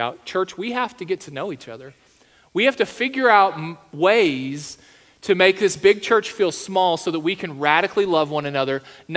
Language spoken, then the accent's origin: English; Texas, United States; now in South Dakota, United States; I'm from Texas